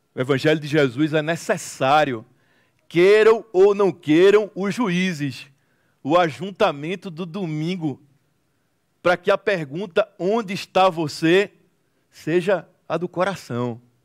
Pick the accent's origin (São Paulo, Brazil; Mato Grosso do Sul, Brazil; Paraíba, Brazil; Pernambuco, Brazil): Pernambuco, Brazil; Recife; Eu sou de Recife, Pernambuco, Brasil